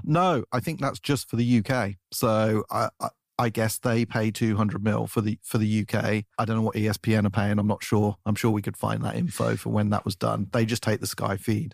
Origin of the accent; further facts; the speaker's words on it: England, United Kingdom; now in United States; as an Englishman